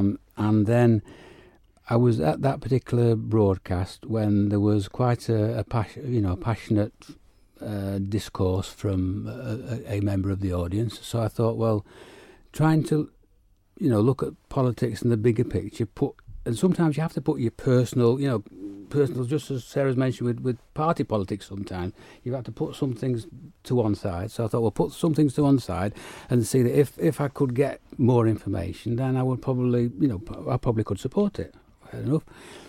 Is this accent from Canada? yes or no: no; United Kingdom; moved away; obviously I came here from the United Kingdom, so know all about the various forms that those parties have gone through